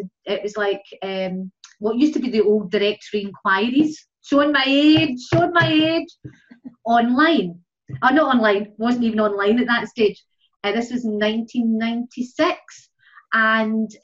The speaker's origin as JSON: {"language": "English", "country": "Ireland", "moved": "as an adult", "lives_now": "Scotland, United Kingdom", "said": "I moved from Ireland to Scotland, as I say, 29 years ago"}